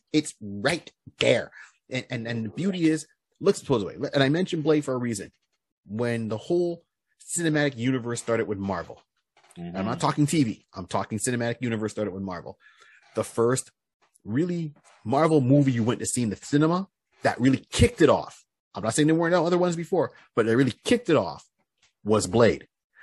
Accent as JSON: {"language": "English", "country": "Canada", "said": "I am Canadian. Maple syrup and poutine."}